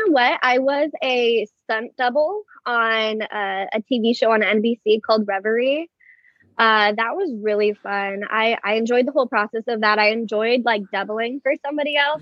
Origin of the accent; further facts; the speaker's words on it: Moorpark, California, United States; I am born and raised in Moorpark, California, um, small suburb right outside of Los Angeles